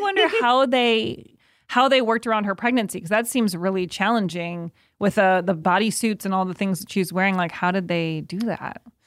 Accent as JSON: {"language": "English", "town": "Evanston", "region": "Illinois", "country": "United States", "tie": "born or raised there", "moved": "yes", "said": "my hometown of Evanston, Illinois."}